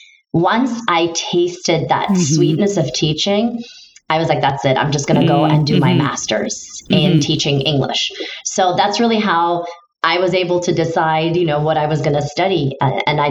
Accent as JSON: {"language": "English", "region": "Istanbul", "country": "Turkey", "first_language": "Turkish", "second_language": "English", "moved": "as an adult", "lives_now": "United States", "said": "I'm originally from Istanbul, Turkey."}